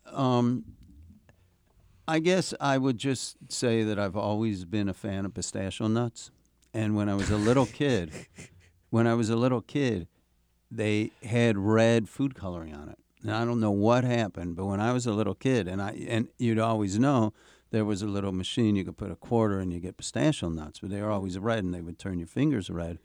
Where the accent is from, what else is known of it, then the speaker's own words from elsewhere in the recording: New York City, New York, United States; as a New Yorker